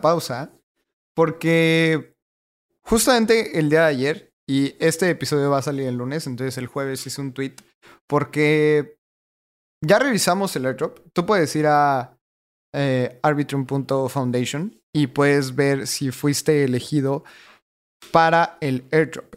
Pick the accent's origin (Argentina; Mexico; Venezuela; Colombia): Mexico; le voy a delegar mi voto como mexicano